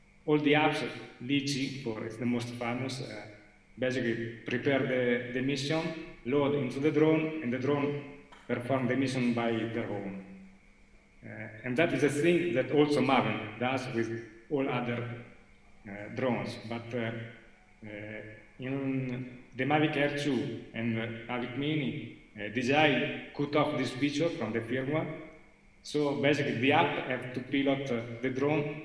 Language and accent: English; Italy; English is a second language; I'm not a very good English speaker, and I'm from Italy, almost.